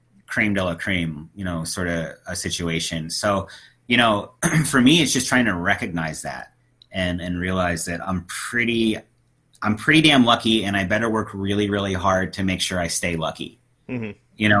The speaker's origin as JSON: {"language": "English", "country": "United States", "also_born_or_lived": "St. Louis"}